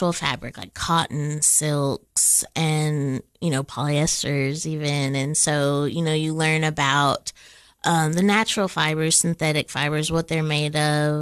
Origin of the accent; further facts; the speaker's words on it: Cookeville, Tennessee, United States; I was born and raised here in Cookeville